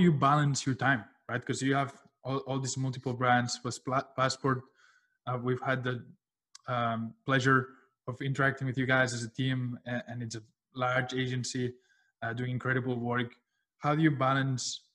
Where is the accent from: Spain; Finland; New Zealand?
Spain; Barcelona, Catalonia; now in Miami, United States; I was raised in Spain. I have dual citizenship, American, Spanish, in Barcelona.